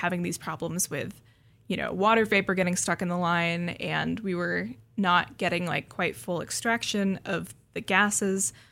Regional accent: Seattle, Washington, United States; I grew up in the Seattle area

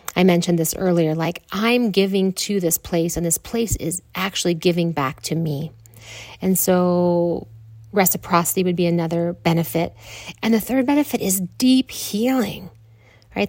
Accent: Midwest, United States; moved away as an adult; also born or lived in Grand Canyon, Arizona; growing up in the Midwest and not doing a whole lot of traveling

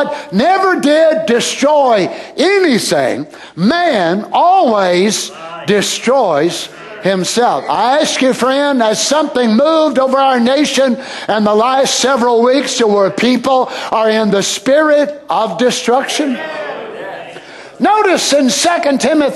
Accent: United States; I'm American, but I'm not American by this spirit

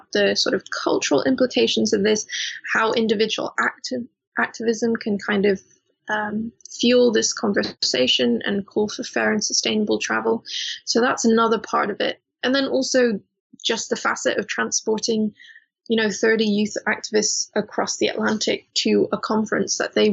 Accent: Hong Kong; now in Bristol, United Kingdom; I grew up in Hong Kong, which is a very commercial place

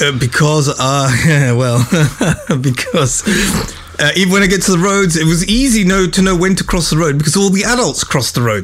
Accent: England, United Kingdom; accent: British; now in Bawshar, Oman; I was born in England. Mm. I grew up in England.

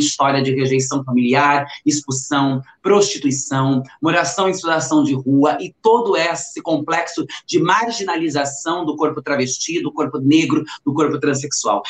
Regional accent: São Paulo area, Brazil; also born or lived in Itu; do local onde eu cresci

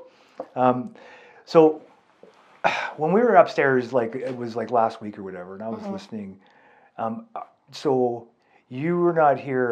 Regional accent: California, United States; moved away; also born or lived in Oregon; I know I was born in Oregon, but I feel like I was, like, raised in California

